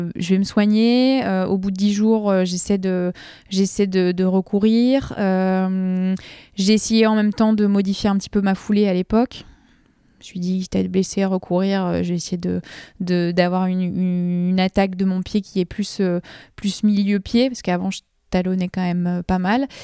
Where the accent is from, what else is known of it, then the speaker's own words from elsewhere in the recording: Nord, Hauts-de-France, France; Je suis nordiste